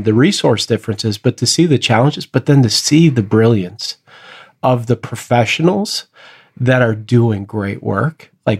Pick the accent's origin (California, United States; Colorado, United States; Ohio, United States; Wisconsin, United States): California, United States; San Jose; What I've found really joyful this year is a school that's in my hometown of San Jose, where I get to work